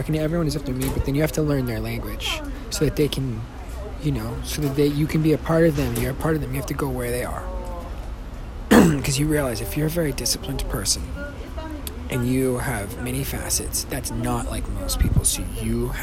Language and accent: English; Tucson, Arizona, United States; moved away as an adult; now in Los Angeles, United States; my hometown. The Tucson mystery tour